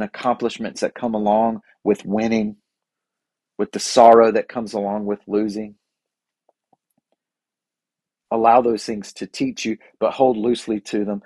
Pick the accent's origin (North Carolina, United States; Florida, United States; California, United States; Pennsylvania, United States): North Carolina, United States; I'm from North Carolina